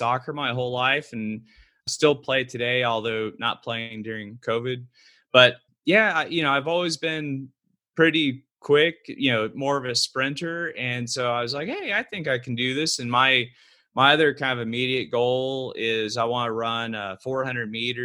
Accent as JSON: {"language": "English", "town": "Fort Worth", "region": "Texas", "country": "United States", "tie": "born or raised there", "also_born_or_lived": "Austin, Texas", "said": "I was born in Fort Worth"}